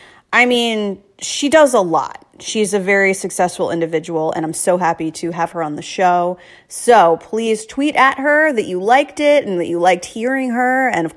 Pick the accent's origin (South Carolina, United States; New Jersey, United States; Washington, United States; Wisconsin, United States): New Jersey, United States; I am from New Jersey.